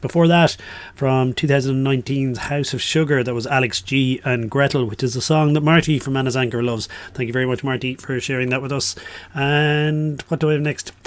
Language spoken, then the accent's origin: English; Ireland; I'm Irish